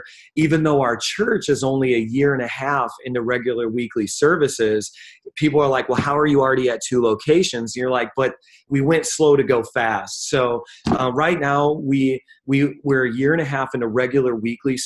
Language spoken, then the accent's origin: English; Northwest Indiana, United States; moved away as an adult; also born or lived in Queens, New York; now in New York City, United States; I'm originally from Indiana, and I moved from Northwest Indiana